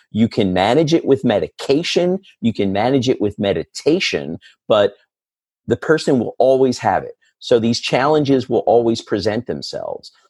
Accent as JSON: {"language": "English", "town": "Philadelphia", "region": "Pennsylvania", "country": "United States", "tie": "born or raised there", "said": "right here in my hometown"}